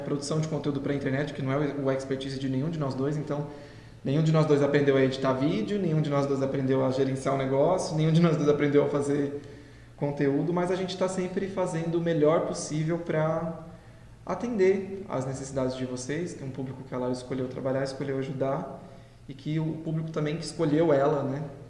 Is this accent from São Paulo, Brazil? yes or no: yes; José Bonifácio, São Paulo, Brazil; moved away as an adult; also born or lived in Portugal; now in São José do Rio Preto, Brazil; Sou de José Bonifácio, que é uma cidade aqui próxima. Então, cresci, nascido e crescido numa cidade pequenininha